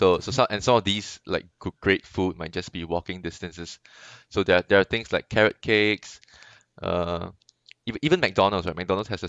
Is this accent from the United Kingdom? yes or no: no; Singapore; I as a Singaporean